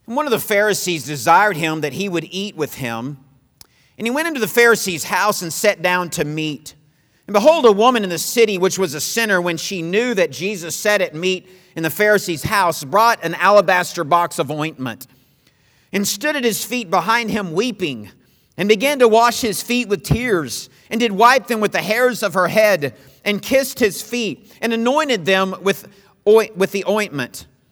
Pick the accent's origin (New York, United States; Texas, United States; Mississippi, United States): Texas, United States; moved away as an adult; also born or lived in Missouri; I was from Texas, and I went to school in Missouri